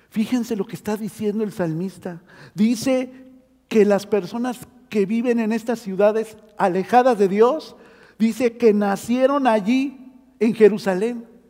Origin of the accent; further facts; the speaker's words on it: Mexico City, Mexico; now in Oregon, United States; yo nací en la Ciudad de México, o Tierra Santa, también le pueden decir